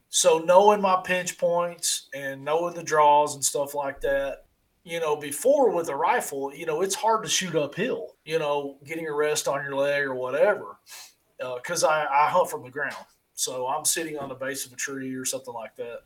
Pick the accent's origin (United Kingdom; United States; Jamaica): United States; I'm from Perry County.